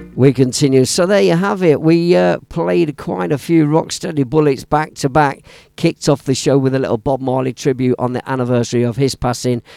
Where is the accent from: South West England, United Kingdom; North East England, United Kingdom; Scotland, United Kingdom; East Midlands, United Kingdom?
East Midlands, United Kingdom; Leicester; my hometown of Leicester City